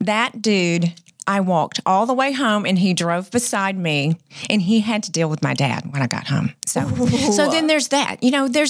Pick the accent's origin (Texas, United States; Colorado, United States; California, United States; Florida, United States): Texas, United States; near Waco; We went to Waco, was the big city from where we are.